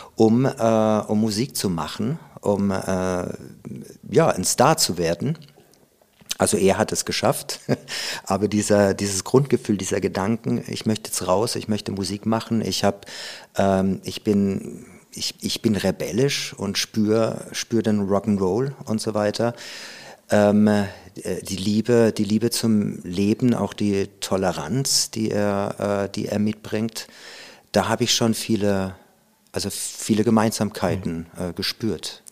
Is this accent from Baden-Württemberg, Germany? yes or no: yes; Karlsruhe, Baden-Württemberg, Germany; moved away; also born or lived in Hamburg; in Karlsruhe, wo ich aufgewachsen bin